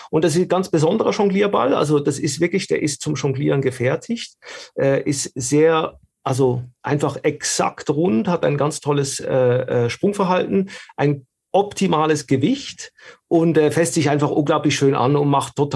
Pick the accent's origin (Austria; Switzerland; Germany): Switzerland; ich komme aus der Schweiz, man hört es